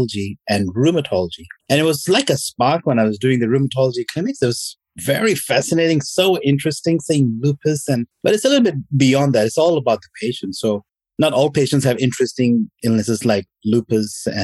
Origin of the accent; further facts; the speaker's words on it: Oman; also born or lived in Pakistan (ancestry) / Melbourne, Australia; now in Australia; My parents are Pakistani, but I was born in the Middle East in Oman